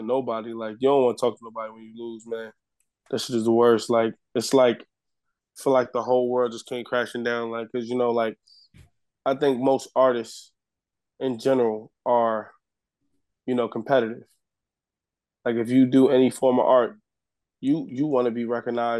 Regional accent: New York City, New York, United States; I'm from the Bronx

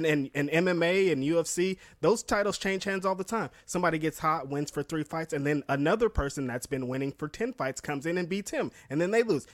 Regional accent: United States; It's where we were raised

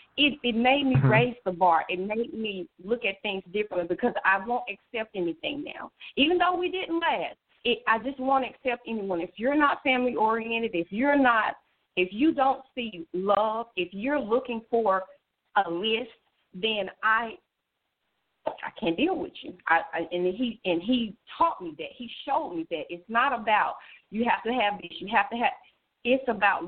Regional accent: the South, United States; we are from the South.

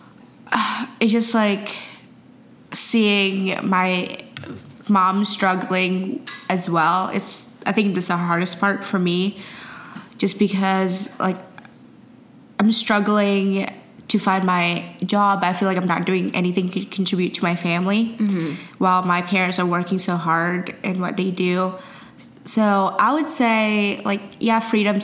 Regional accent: Indonesia; moved away; I'm from Indonesia

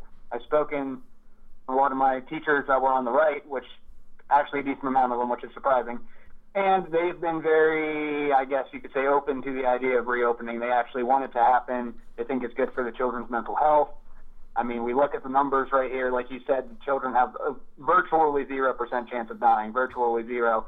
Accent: Altoona, Pennsylvania, United States; My hometown of Altoona

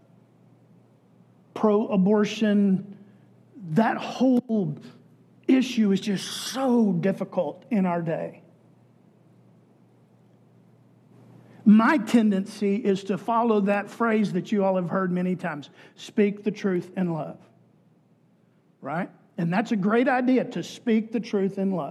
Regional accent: Texas, United States; Growing up in Texas, it was part of being a Texan that you supported capital punishment

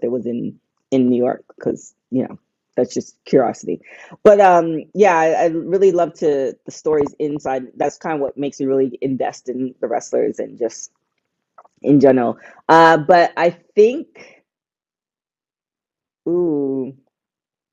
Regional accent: Canada; moved away; I'm from Canada

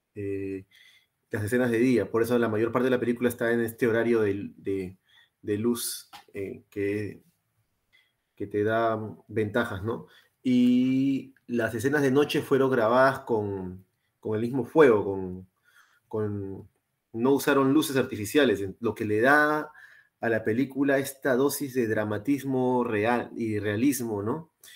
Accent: Lima, Peru; now in Australia; somos los tres de Lima

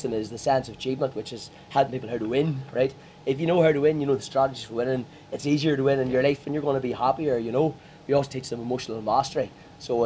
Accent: Armagh, Northern Ireland, United Kingdom; I'm from Armagh

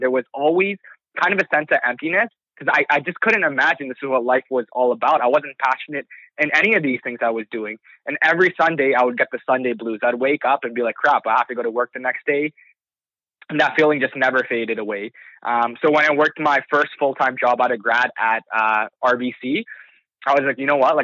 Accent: Toronto, Ontario, Canada; I was born and raised in Scarborough. It's an area in Toronto

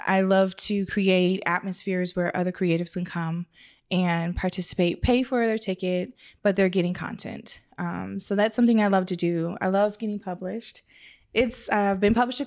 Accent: Canada; moved away; I'm Canadian. I'm from Canada

